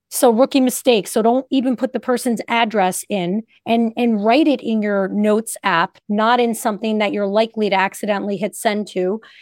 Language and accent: English; Northeast, United States; I'm from the Northeast